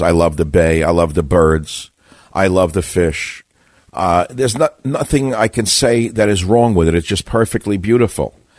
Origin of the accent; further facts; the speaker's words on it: New York, United States; I grew up in New York.